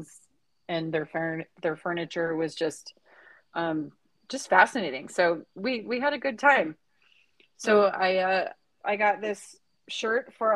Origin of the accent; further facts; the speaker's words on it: Pagosa Springs, Colorado, United States; I grew up in Pagosa